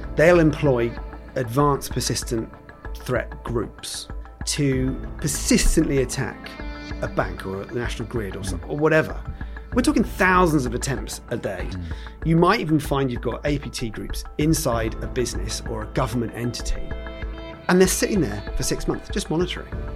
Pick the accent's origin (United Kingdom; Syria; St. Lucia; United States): United Kingdom; Wimborne, South West England; I've been a Dorset lad all the way through. Um, went to QE um, in Wimborne